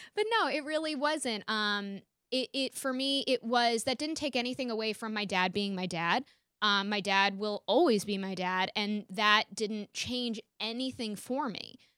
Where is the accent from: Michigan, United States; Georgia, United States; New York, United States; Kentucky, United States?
New York, United States; Rye; born or raised there